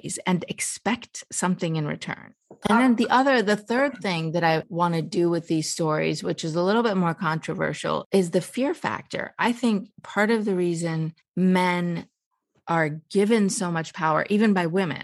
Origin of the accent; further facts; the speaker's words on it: United States; also born or lived in Iran; And I was born in Iran. I lived my whole life in America, but I was born in Iran.